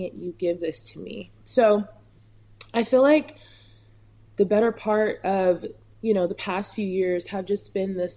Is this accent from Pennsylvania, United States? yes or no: no; California, United States; I'm from California